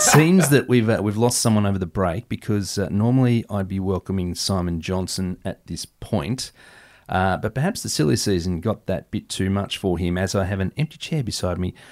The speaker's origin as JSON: {"language": "English", "country": "Australia", "said": "dare I say that as an Aussie"}